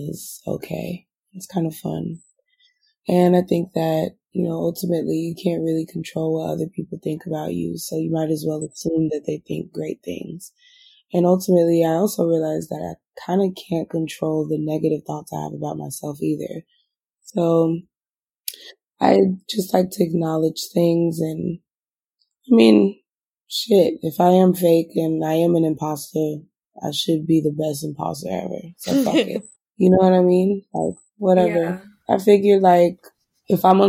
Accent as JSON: {"language": "English", "region": "Florida", "country": "United States", "said": "I'm from Florida"}